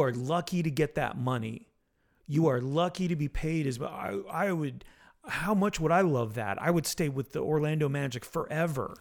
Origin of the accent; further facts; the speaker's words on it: Montreal, Quebec, Canada; moved away; also born or lived in Florida; I was born in Montreal.